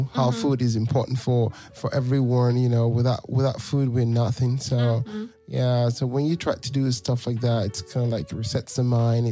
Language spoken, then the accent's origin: English; Nigeria; moved away as an adult; now in Europe; I'm from Nigeria